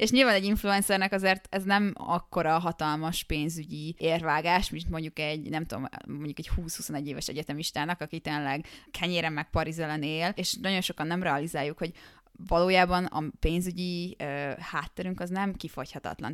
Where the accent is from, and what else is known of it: Hungary